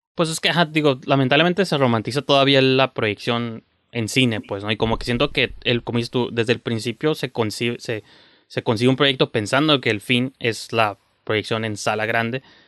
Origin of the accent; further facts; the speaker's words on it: Mexico; como mexicanos, que es un país ultra conservador